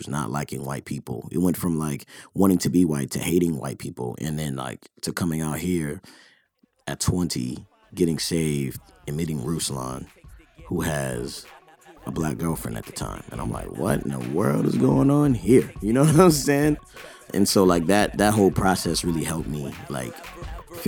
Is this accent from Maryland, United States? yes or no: yes; Baltimore, Maryland, United States; moved away; also born or lived in California; I grew up in Baltimore